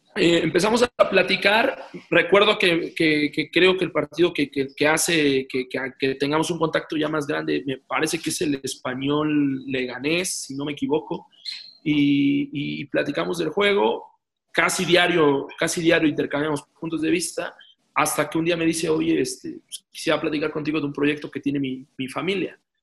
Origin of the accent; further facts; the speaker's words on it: Mexico; aquí en mi país